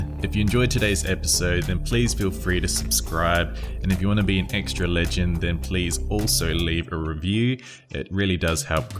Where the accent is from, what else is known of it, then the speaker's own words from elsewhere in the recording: Perth, Western Australia, Australia; moved away; also born or lived in New Zealand; I'm from Perth, I'm from New Zealand, but I grew up in Perth a lot